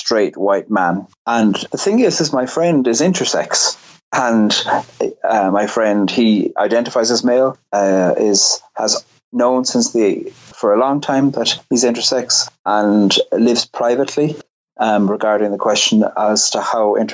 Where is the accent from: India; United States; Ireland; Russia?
Ireland; Cork, Munster; I grew up in Cork on the very south coast